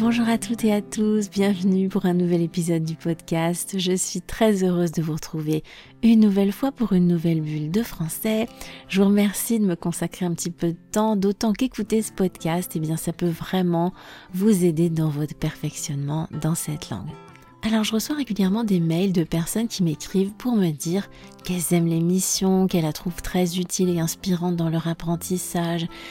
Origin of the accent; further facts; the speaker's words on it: France; je suis française